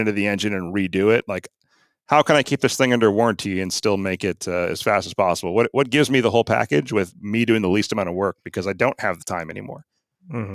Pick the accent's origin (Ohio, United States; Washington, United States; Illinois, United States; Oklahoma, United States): Washington, United States; Arlington; I grew up in Arlington, Washington, back before it had stoplights